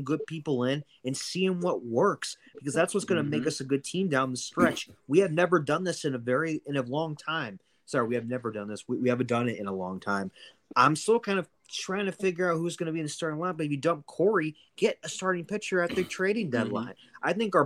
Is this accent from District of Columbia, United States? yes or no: no; St. Louis, Missouri, United States; I'm from St. Louis